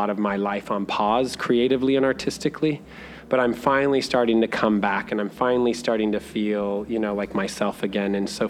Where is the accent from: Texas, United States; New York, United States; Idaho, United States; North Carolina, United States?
Idaho, United States; from Idaho. Like, I came here not knowing what to expect, not knowing.